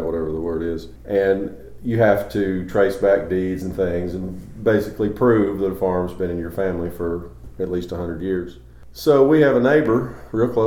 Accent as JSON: {"language": "English", "town": "Kingsport", "region": "Tennessee", "country": "United States", "tie": "born or raised there", "said": "I was born and raised in Kingsport."}